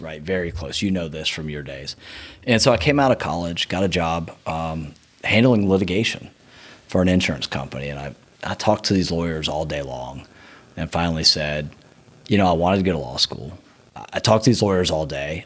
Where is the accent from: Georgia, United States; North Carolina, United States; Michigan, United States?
Georgia, United States; Marietta; I grew up in East Cobb, Marietta